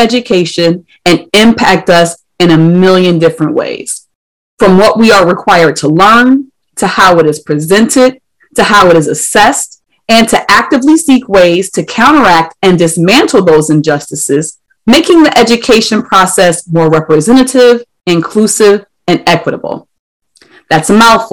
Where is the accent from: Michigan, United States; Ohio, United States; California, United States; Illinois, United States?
Ohio, United States; my home state of Ohio